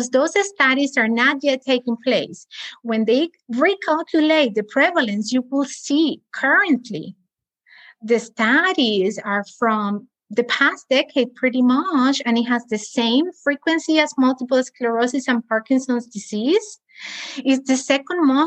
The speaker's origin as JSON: {"language": "English", "country": "Cuba", "also_born_or_lived": "Spain", "moved": "yes", "lives_now": "United States", "said": "I'm also from Cuba."}